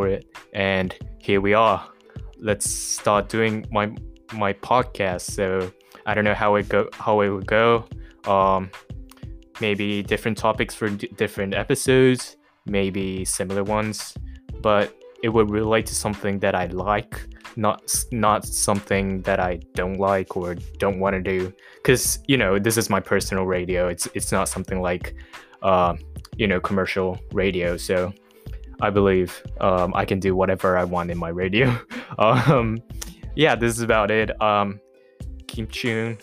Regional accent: Japan; moved away; also born or lived in Malaysia / Myanmar; I was born in Japan, not in Tokyo, but very close from Tokyo. I was raised here.

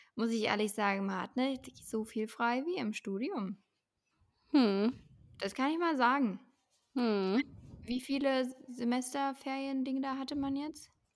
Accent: Leipzig, Saxony, Germany; ich komme halt aus Leipzig

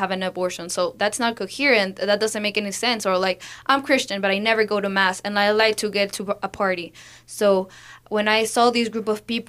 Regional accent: Lima, Peru; I'm from Lima, Peru.

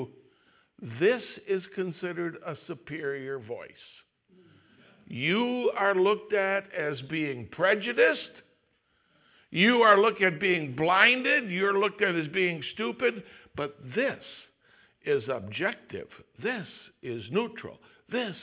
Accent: Wisconsin, United States; I'm from Wisconsin

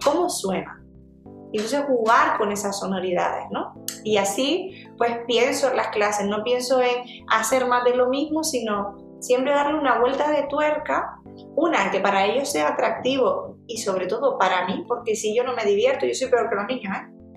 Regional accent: Gran Canaria, Canary Islands, Spain; un sarantontón que le decimos en Canarias, yo soy de Gran Canaria

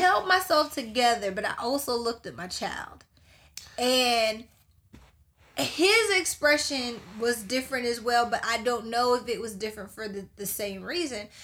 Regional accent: Charleston, South Carolina, United States; we're from Charleston, South Carolina. We are from the hub of slavery

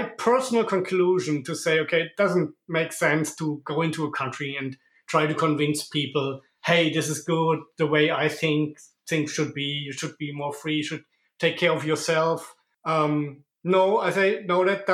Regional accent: Germany; moved away as an adult; now in Monaco; I'm originally from Germany, but I immigrated to Monaco 5 years ago.

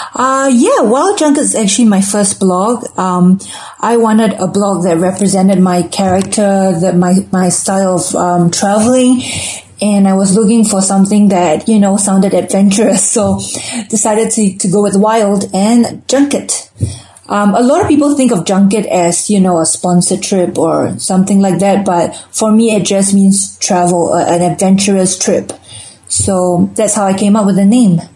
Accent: Singapore; moved away as an adult; also born or lived in London; growing up in Singapore, we're a pretty consumeristic society

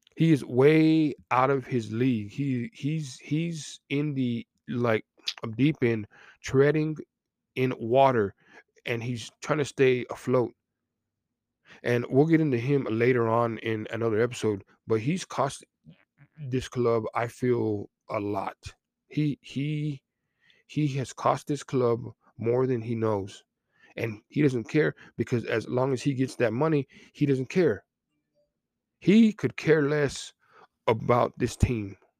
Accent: Texas, United States; I'm from Texas

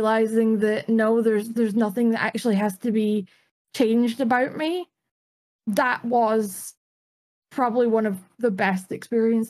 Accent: Dundee, Scotland, United Kingdom; I'm from Scotland. I'm from a town in Scotland, or a city in Scotland called Dundee

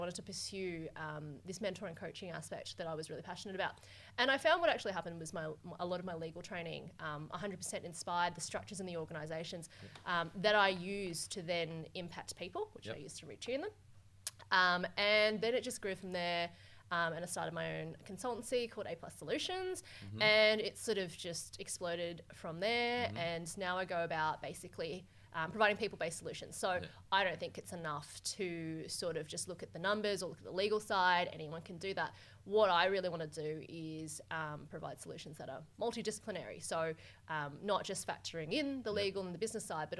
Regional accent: Australia; also born or lived in Hong Kong; I was born in Hong Kong and I came over here when I was quite young, did most of my schooling over here.

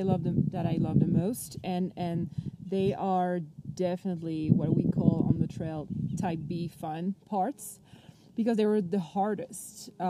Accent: Paris, Île-de-France, France; So I am from France. I lived in Paris almost my whole life

